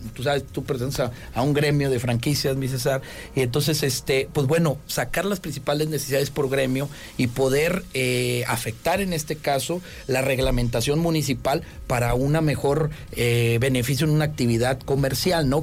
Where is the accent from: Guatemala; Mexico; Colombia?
Mexico; Tamaulipas; moved away as an adult; now in Querétaro, Mexico; yo soy de Tamaulipas